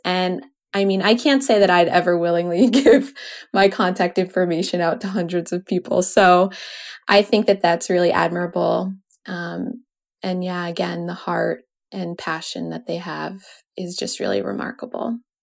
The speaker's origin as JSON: {"language": "English", "region": "New York", "country": "United States", "tie": "born or raised there", "said": "I grew up in New York, and we would drive into Connecticut"}